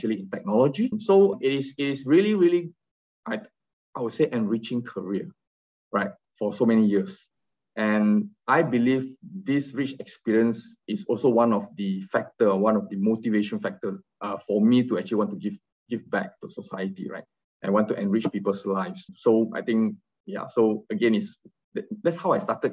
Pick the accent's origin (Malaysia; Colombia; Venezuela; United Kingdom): Malaysia; Kuala Lumpur; I'm from Kuala Lumpur, Malaysia.